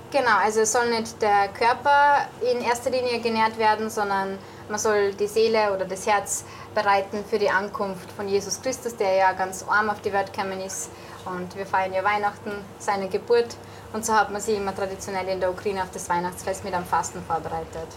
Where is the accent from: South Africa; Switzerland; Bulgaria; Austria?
Austria; bei uns in Österreich